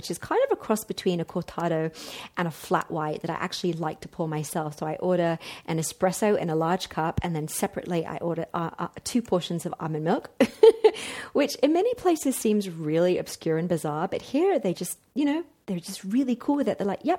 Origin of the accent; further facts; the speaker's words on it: Mexico; In fact, 3 bars better than it was in my hometown in Mexico.